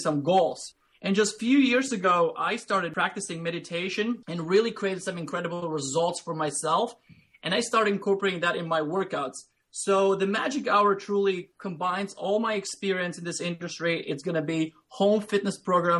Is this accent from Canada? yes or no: no; Latvia; English is a second language; moved away as an adult; now in United States; I grew up in Latvia, which is Eastern European country, small country, about 2 million people.